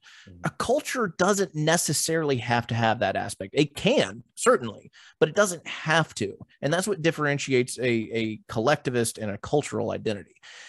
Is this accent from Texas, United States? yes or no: yes; Texas, United States; We're Americans. I'm a Texan, whatever the case may be.